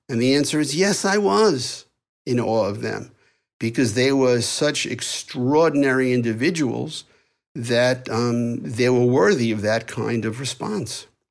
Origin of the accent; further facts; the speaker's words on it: New York, United States; accent: New York; my New York accent